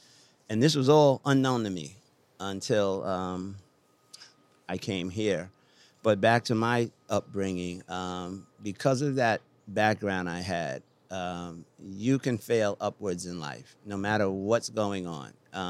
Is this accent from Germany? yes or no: yes; Wiesbaden, Hesse, Germany; born there; I was born in Wiesbaden, Germany. I have 7 brothers and sisters.